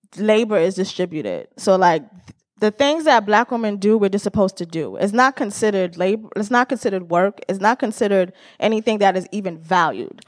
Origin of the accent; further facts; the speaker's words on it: New York City, New York, United States; I'm from the Bronx